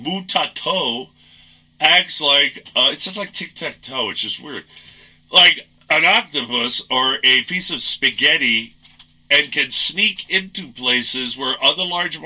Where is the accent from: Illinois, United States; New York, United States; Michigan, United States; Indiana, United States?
New York, United States; accent: New York; I'm a New Yorker. When I get angry, my New York comes out. I haven't been to New York in a long time. And I've made it a point to get rid of most of what is New York accent and etc.